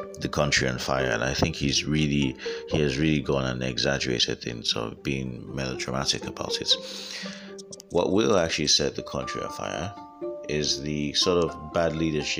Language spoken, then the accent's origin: English; Nigeria; as a Nigerian living in Nigeria